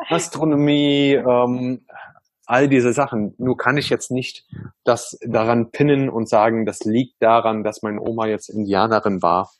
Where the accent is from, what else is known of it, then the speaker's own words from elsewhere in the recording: Germany; bin ich halt auch in Deutschland sehr multikulti aufgewachsen